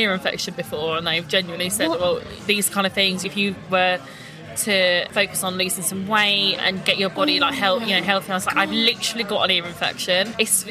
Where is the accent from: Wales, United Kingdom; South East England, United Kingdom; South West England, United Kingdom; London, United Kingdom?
South East England, United Kingdom; Gravesend; I grew up in Gravesend.